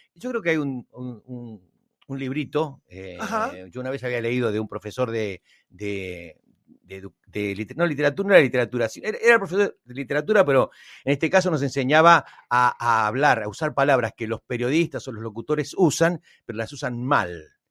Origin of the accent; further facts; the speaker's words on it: Argentina; yo me pongo como argentino